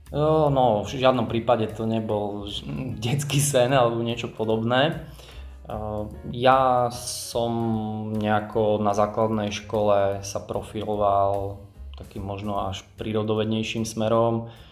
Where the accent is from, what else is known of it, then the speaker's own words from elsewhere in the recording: Giraltovce, Prešov Region, Slovakia; moved away as an adult; also born or lived in Bratislava; now in Moldava nad Bodvou, Slovakia; ja som z Prešovského kraja, z Giraldoviec